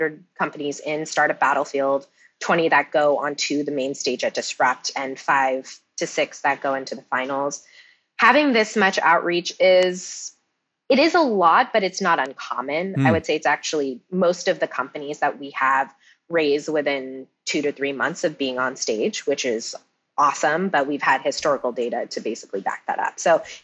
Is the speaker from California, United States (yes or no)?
yes; Cupertino, California, United States; I'm from Cupertino